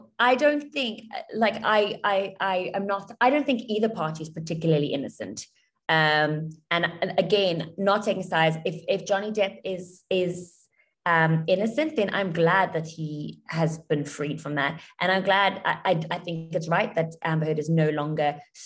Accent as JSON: {"language": "English", "country": "South Africa", "tie": "born or raised there", "moved": "as an adult", "lives_now": "Dubai, United Arab Emirates", "said": "I grew up in South Africa"}